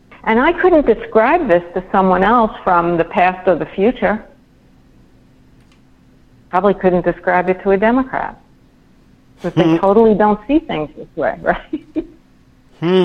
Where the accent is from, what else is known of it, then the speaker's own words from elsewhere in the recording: New York, United States; I'm a New Yorker.